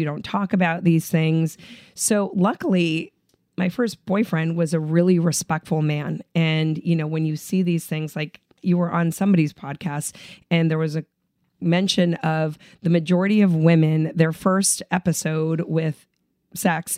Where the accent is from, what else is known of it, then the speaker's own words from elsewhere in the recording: Southern California, United States; I grew up in Southern California, but immigrant parents.